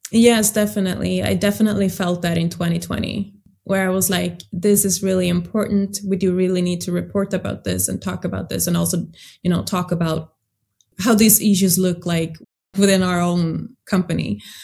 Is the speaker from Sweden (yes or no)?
yes; Sweden; I grew up in Sweden, but I do have a background in another African country